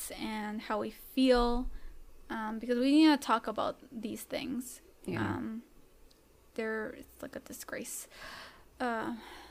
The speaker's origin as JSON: {"language": "English", "country": "Canada", "tie": "born or raised there", "said": "I was born in Canada, but yes, coming from a Salvadoran family, so I am Latina"}